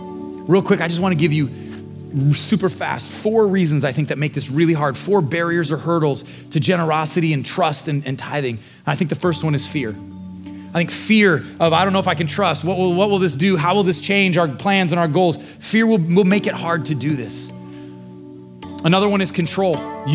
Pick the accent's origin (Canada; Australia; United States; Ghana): United States; as American